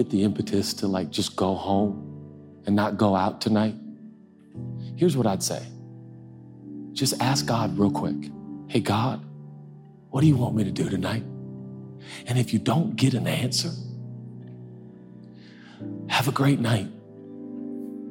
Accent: United States; I'm American

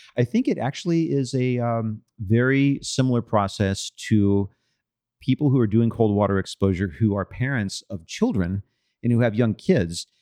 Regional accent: Austin, Texas, United States; when I was a kid growing up in Austin

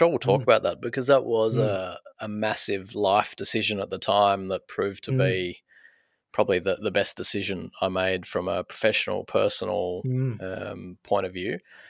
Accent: Sydney, New South Wales, Australia; born there; you probably drive past the Old Women's Hospital, which is just near Five Ways in Paddington. That was where most of the babies of the eastern suburbs of Sydney were born.

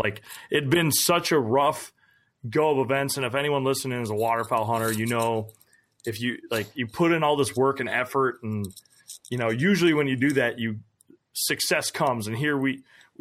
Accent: Minnesota, United States; growing up in Minnesota

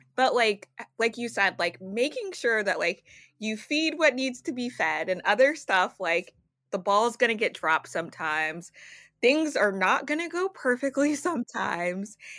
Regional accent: Louisiana, United States; now in New York, United States; I am not a native New Yorker. I'm from Louisiana

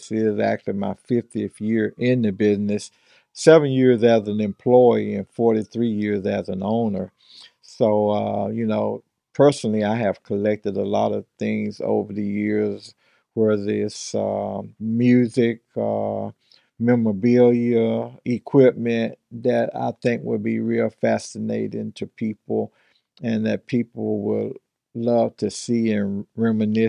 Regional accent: Mississippi, United States; now in Long Beach, United States; being born and raised in Mississippi and growing up in that type of environment and coming out here

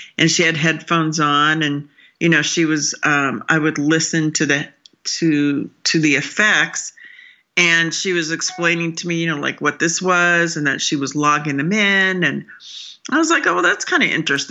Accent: Southwest, United States; I just grew up in the Southwest

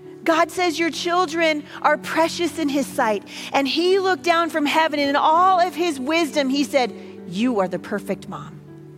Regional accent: the Northwest, Pacific Northwest, United States; I'm from the Northwest.

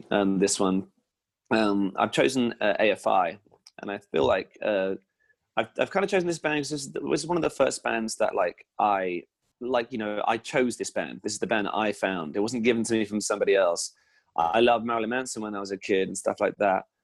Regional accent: Hampshire, South East England, United Kingdom

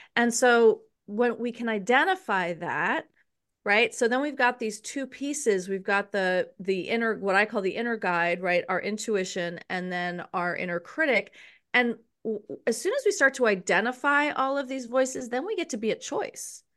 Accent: New York City, New York, United States; I was raised in New York City

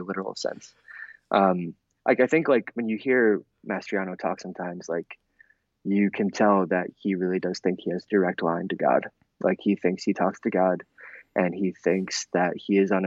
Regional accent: Adams County, Pennsylvania, United States; I'm from Central PA. I'm from his district. I grew up going to church

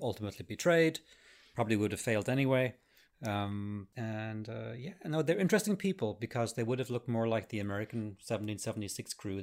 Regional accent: Arklow, Leinster, Ireland; also born or lived in Enniscorthy; Archlow and Enniscorthy were my hometown

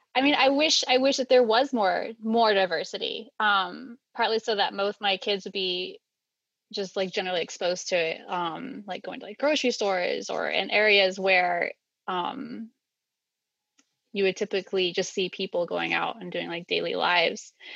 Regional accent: Maine, United States; moved away as an adult; now in Tennessee, United States; I was born in Maine in the middle of winter, like as far north as you can get

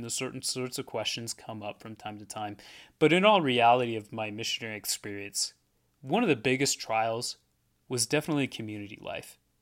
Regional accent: Portland, Oregon, United States; moved away as an adult; also born or lived in Erie, Pennsylvania; I'm, I'm from Oregon

